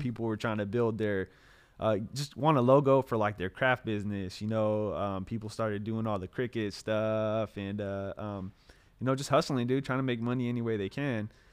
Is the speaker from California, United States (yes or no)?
yes; Clovis, California, United States; also born or lived in Hayward, California; I moved, uh, to Clovis when I was in, uh, third grade.